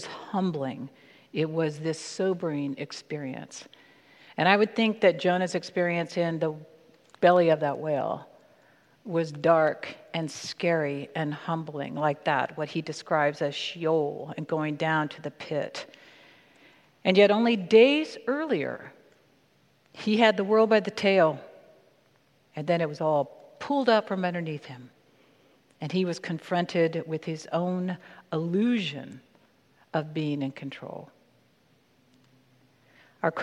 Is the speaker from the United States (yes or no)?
yes; California, United States; also born or lived in Maryland; when I was 8 years old and we moved across the country from Maryland to California